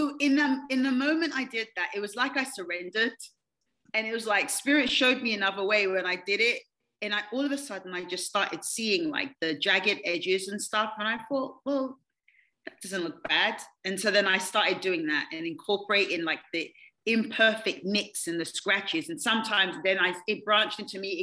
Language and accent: English; London, United Kingdom; moved away as an adult; also born or lived in Kansas City; now in United States; I'm originally from London, England. I've lived here now for 21 years.